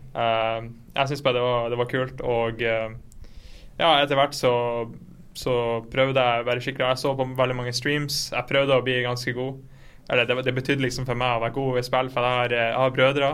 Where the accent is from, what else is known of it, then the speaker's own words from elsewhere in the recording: Fauske, Nordland, Norway; now in Berlin, Germany; jeg kommer fra Fauske, liten by i Nordland på siden av Bodø.